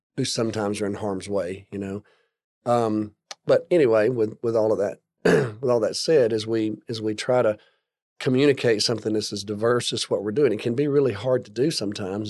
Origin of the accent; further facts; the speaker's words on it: Alabama, United States; now in Texas, United States; I grew up in Alabama